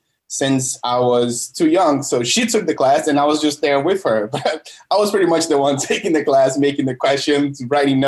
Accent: Brazil; now in United States; I'm from originally from Brazil

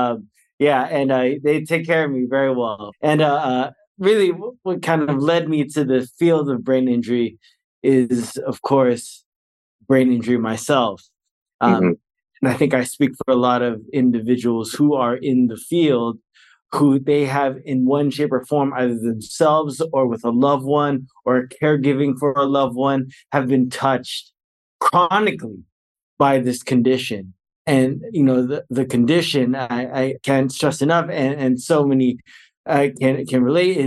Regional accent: Bay Area, Northern California, United States; moved away as an adult; now in Fullerton, United States; I'm originally from California. I'm from Northern California, the Bay Area. I'm a very proud Bay Area resident.

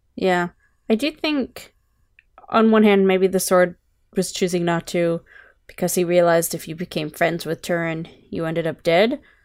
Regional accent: Canada; I'm Canadian, not American.

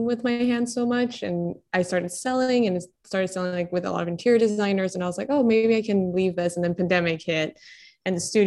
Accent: Colombia; moved away; I was born and raised in Colombia

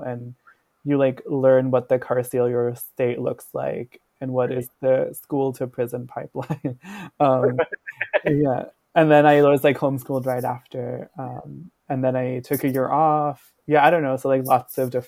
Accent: Ahmedabad, Gujarat, India; moved away as an adult; now in New Haven, United States; I grew up in India, in Gujarat, in this town called Ahmedabad. And then I was born and brought up there.

